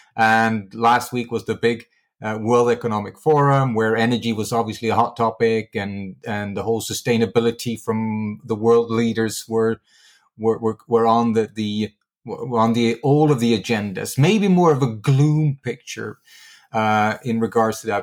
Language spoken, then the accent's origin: English; Sweden; my home country, which is Sweden